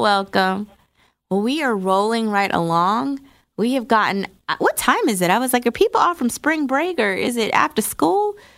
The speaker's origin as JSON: {"language": "English", "region": "New Jersey", "country": "United States", "moved": "yes", "lives_now": "Atlanta, United States", "said": "I'm from New Jersey"}